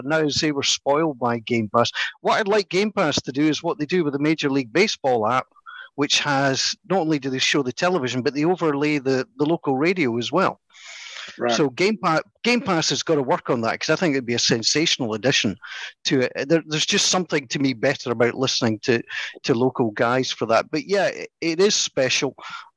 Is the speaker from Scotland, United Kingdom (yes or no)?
yes; Scotland, United Kingdom; we come from Scotland